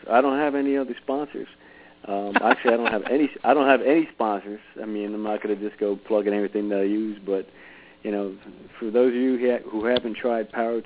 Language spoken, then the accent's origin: English; East Brunswick, New Jersey, United States; also born or lived in Jackson, New Jersey; I grew up in East Brunswick I was probably there, I don't know, until I was like 15 years old, and ended up in Jackson by Six Flags Great Adventure